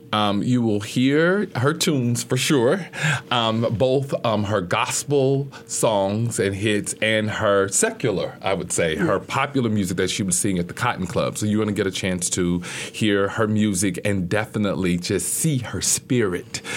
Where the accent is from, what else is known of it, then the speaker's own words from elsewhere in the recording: Little Rock, Arkansas, United States; I'm from Little Rock